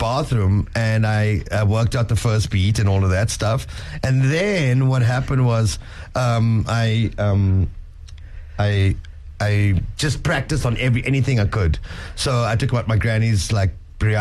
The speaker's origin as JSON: {"language": "English", "town": "East London", "region": "Eastern Cape", "country": "South Africa", "tie": "born or raised there", "said": "my hometown, East London"}